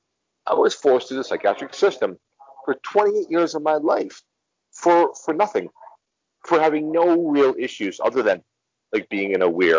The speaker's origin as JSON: {"language": "English", "country": "United States", "tie": "born or raised there", "moved": "as an adult", "lives_now": "Mexico", "said": "when you grow up in the United States, and I know my accent, my English language accent, pretty much lets you know I'm from the U.S."}